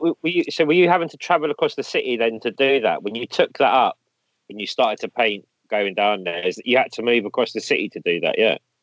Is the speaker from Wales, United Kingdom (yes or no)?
no; London, United Kingdom; I grew up like in Kilburn, same thing in the eighties